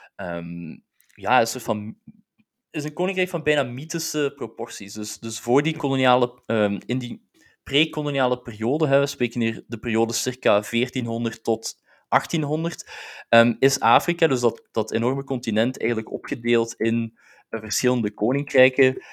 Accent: Belgium; dus ik ben zelf Belg, hè, dus ik ben als Belg geboren

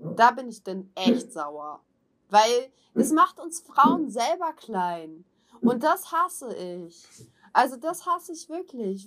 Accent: Hamburg, Germany; bin ich halt auch Hamburger, da trage ich das jetzt auf der Zunge

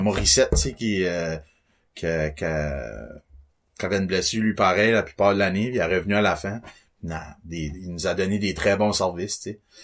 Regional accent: Beresford, New Brunswick, Canada; je viens de Beresford. Euh, pas mal resté là toute ma vie

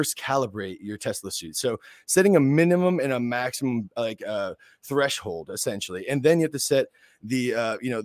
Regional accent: West Palm Beach, Florida, United States; I'm from West Palm Beach, Florida. I grew up here in South Florida

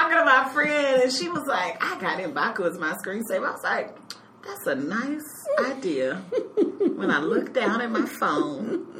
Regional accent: Texas, United States; now in Chicago, United States; I am from Texas and have moved to Chicago.

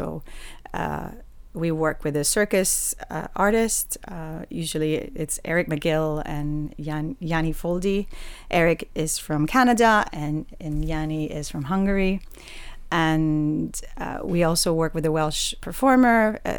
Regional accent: Puerto Rico; now in Wales, United Kingdom; So I am originally from Puerto Rico in the Caribbean

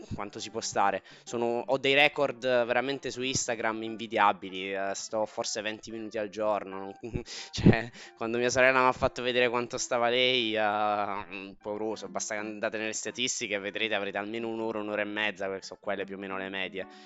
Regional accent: Taranto, Apulia, Italy; Tarantino perché sono di Taranto

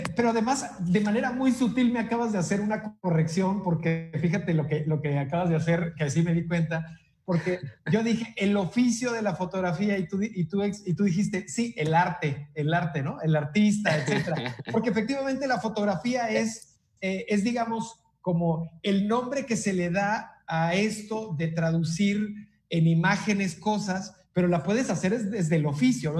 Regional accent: Tabasco, Mexico; los tabasqueños estudiamos donde se nos da la chingada gana

